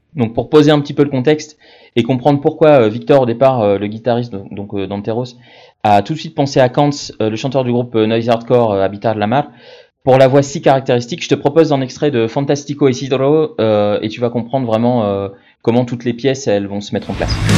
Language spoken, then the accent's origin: French; France; on est des Français, on est fiers de notre pays